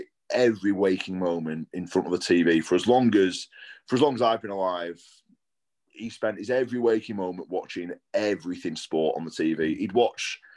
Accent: Blackpool, North West England, United Kingdom; I grew up in Blackpool, so not too far from you

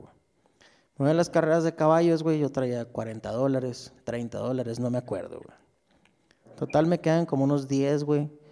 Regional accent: Ciudad Juárez, Chihuahua, Mexico; Yo soy de Ciudad Juárez

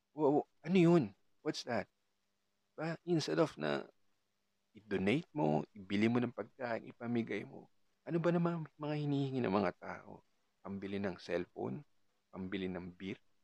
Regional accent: Calabarzon, Philippines; I'm from I'm from Cavite.

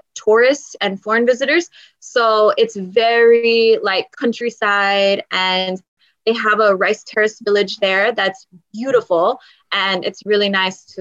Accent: Texas, United States; now in Seoul, South Korea; I am from Texas and we have the coast there. So I grew up around going to the beach all the time.

